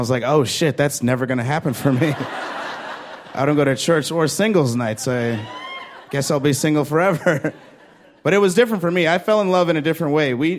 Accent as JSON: {"language": "English", "town": "Chicago", "region": "Illinois", "country": "United States", "said": "I'm from Chicago"}